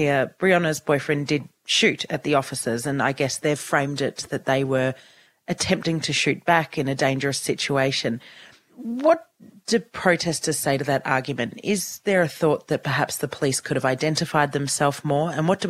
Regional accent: Australia

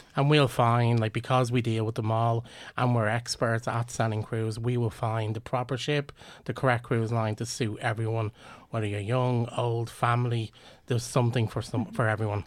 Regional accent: Ireland; we're Irish

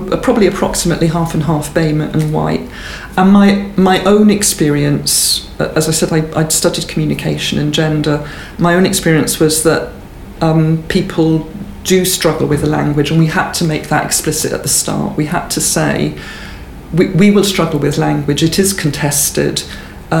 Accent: Swansea, Wales, United Kingdom; I grew up in Swansea in South Wales.

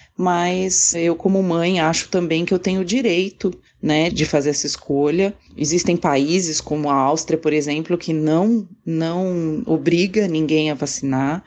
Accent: Santos, São Paulo, Brazil; Eu sou de Santos, São Paulo.

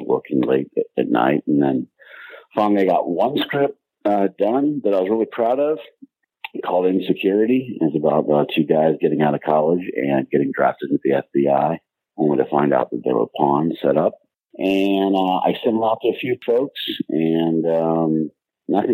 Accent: Atlanta, Georgia, United States; moved away as an adult; also born or lived in Boston; I grew up in Atlanta

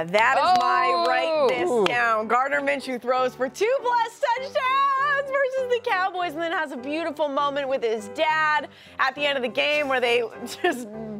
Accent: Canada; I'm from Canada

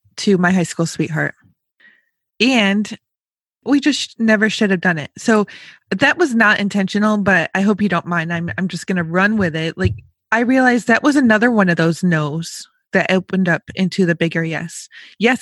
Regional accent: Western New York, United States; I grew up on the East Coast in Western New York.

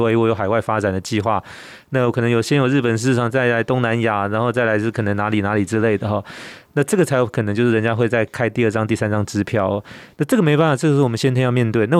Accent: Taiwan; 我们台湾人，我们台语讲的真好。

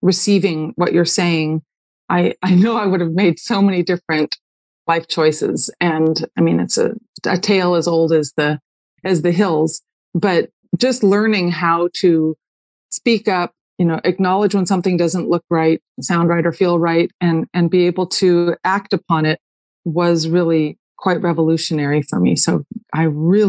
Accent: Malibu, California, United States; I grew up way out on Point Doom in Malibu

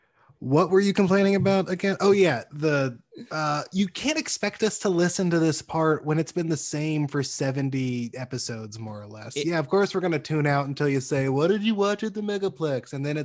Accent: North Alabama, United States; I'm from North Alabama.

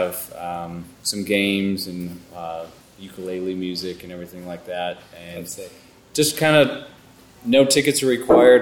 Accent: Western New York, United States; now in Virginia, United States; I grew up in Western New York, and we had black raspberry bushes

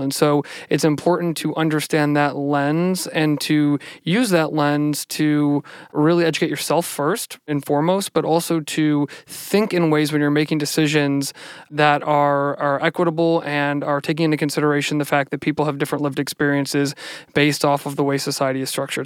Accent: Cleveland, Ohio, United States; also born or lived in Madrid, Spain; I grew up on Cleveland's northeast side in the North Collingwood neighborhood.

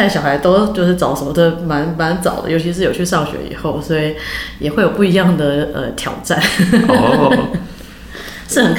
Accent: Taiwan; moved away; also born or lived in United States; 也是我回台湾以后真正的正式的第一份工作。

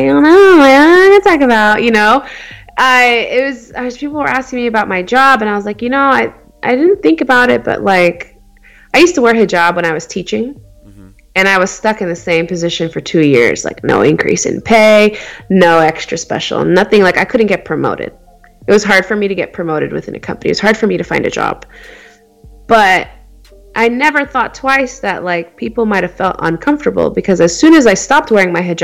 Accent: Phoenix, Arizona, United States; I was born and raised in Phoenix, Arizona. I've never really been anywhere else

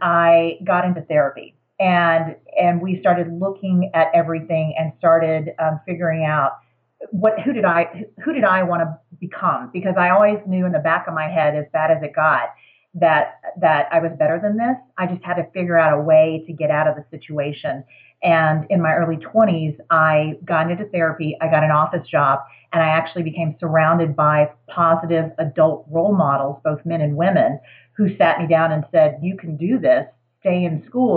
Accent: Houston, Texas, United States; moved away as an adult; now in Denver, United States; I was raised in Houston, Texas

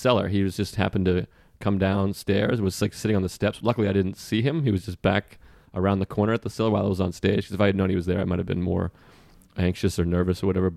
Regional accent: Boston, Massachusetts, United States; moved away; I'm from Boston

